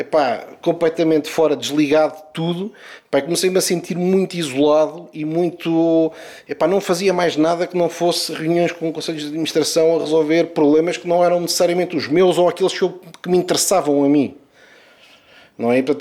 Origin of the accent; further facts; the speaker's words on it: Portugal; also born or lived in Mozambique; eu nasci em Moçambique e portanto, a minha vida desde cedo começou com uma viagem de Moçambique para, para Portugal.